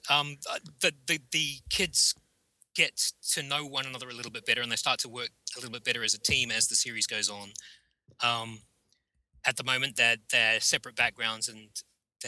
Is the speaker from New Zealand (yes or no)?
yes; New Zealand; I grew up in New Zealand